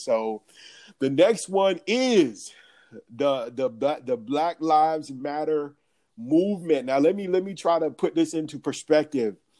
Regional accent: Atlanta, Georgia, United States; I'm from Atlanta.

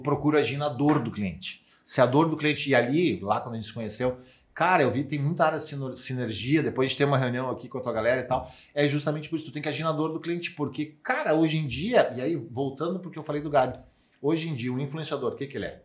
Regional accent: Santa Cruz do Sul, Rio Grande do Sul, Brazil; eu sou de Santa Cruz, Santa Cruz do Sul

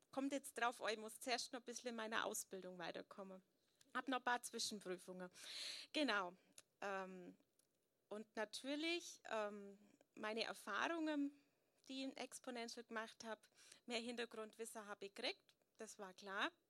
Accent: Möttingen, Bavaria, Germany; So, ja, viele kennen mich … bin aus Möttingen

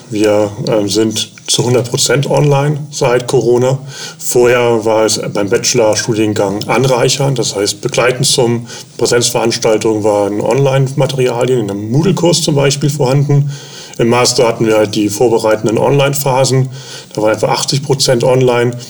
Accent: Bonn, North Rhine-Westphalia, Germany; born there; moved away as an adult; now in Elmshorn, Germany; wohne in Elmshorn, komme gebürtig aus Bonn. Bin damals hier hochgezogen, wegen, wegen der Stelle auch.

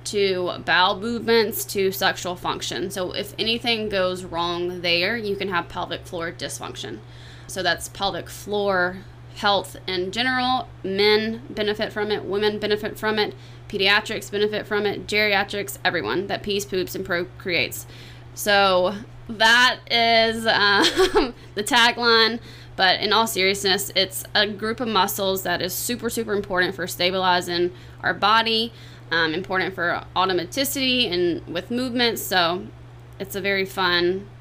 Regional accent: South Carolina, United States; moved away as an adult; also born or lived in Florida; now in Clearwater, United States; I'm not from Florida, so I'm from South Carolina

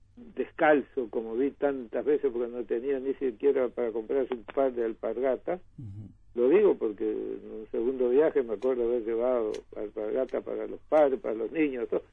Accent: northern Uruguay, Uruguay; also born or lived in Montevideo; vos sos el norteño que venís con influencia de Brasil

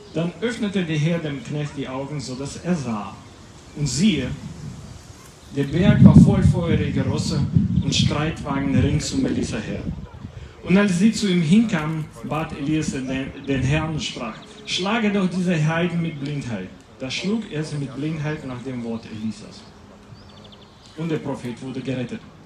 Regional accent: Latvia; German is a second language; moved away; ich komme aus Lettland. Das ist gar nicht so weit von hier, quer durch Polen und wir sind schon dort

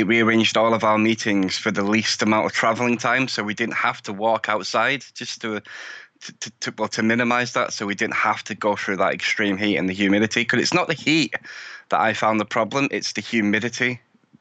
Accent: United Kingdom; But as you can probably tell by my accent, I'm from the UK. I live in the UK.

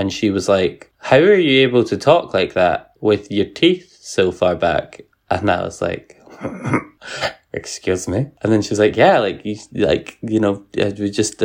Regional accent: Fife, Scotland, United Kingdom; accent: Fife; my Fife accent

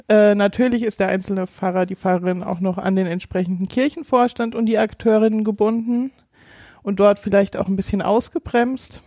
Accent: Giessen, Hesse, Germany; moved away as an adult; now in Bautzen, Germany; Mein Nest ist Gießen

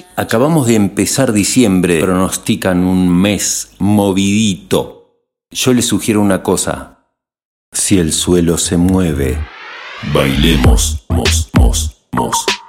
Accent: western Greater Buenos Aires, Buenos Aires Province, Argentina; el conurbano oeste? Pasa que de ahí vengo

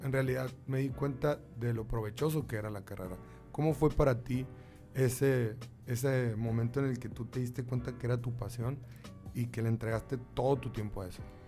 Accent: Sonora, Mexico; así somos los sonorenses

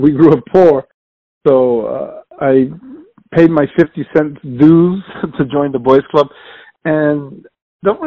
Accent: New York City, New York, United States; born and raised in New York City and raised in the South Bronx

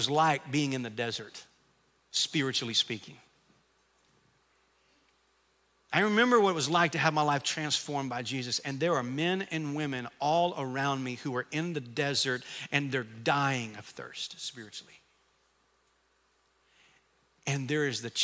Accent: Camden, Arkansas, United States; I grew up in Camden, Arkansas.

